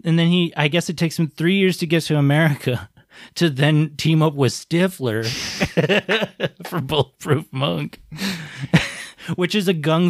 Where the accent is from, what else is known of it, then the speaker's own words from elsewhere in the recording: United States; I used to think Chow Yun-fat's name was funny as an American who's not, you know, used to Chinese names.